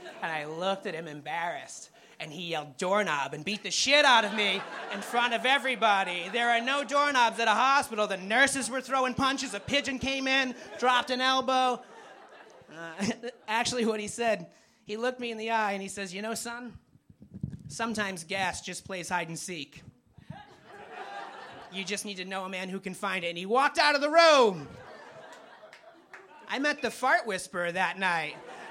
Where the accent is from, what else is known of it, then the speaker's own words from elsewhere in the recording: Springfield, Massachusetts, United States; I grew up in Springfield.